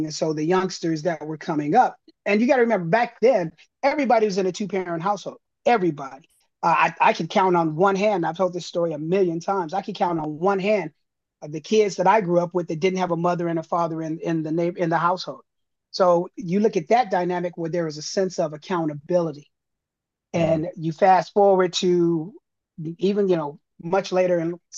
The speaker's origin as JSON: {"language": "English", "town": "Los Angeles", "region": "California", "country": "United States", "tie": "born or raised there", "said": "I grew up here in Los Angeles"}